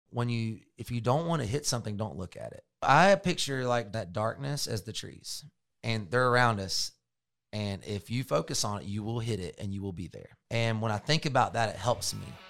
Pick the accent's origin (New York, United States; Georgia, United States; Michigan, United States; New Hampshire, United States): Georgia, United States; also born or lived in Florida; We moved back to Georgia from Florida.